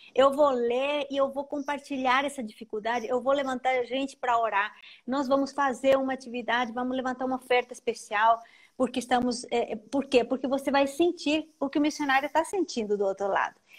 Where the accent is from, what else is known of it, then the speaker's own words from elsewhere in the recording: Paraguay; Portuguese is a second language; moved away as an adult; now in São Paulo, Brazil; eu sou paraguaia